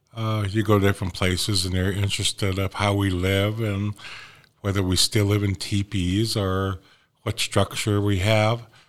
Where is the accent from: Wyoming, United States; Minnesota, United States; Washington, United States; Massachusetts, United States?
Wyoming, United States; Wind River Indian Reservation; also born or lived in Oklahoma; I'm from the Wind River Inland Reservation. I'm Shoshone and Arapaho. I'm also a Northern Cheyenne on my mom's side. Born and raised here on the reservation